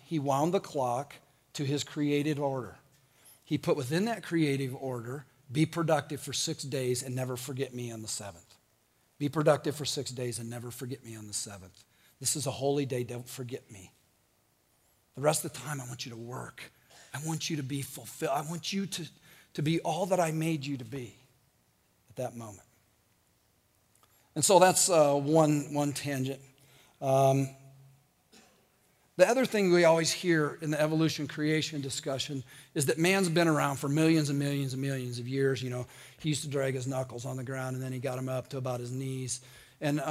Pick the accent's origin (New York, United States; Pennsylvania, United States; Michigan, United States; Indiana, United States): Indiana, United States; I'm from Indiana.